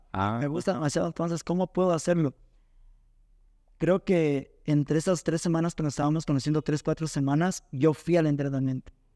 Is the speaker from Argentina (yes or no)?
no; Zumba, Zamora-Chinchipe, Ecuador; Yo soy de Zumba, un barrio llamado